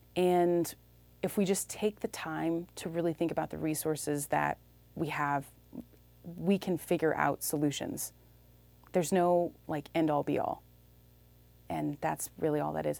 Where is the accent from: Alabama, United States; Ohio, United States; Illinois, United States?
Illinois, United States; moved away as an adult; also born or lived in Iowa; now in Austin, Texas, United States; I'm from Illinois, small town Illinois